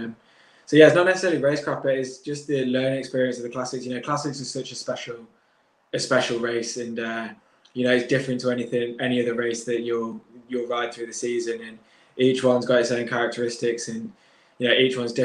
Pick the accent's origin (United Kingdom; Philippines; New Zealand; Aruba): United Kingdom; as a British rider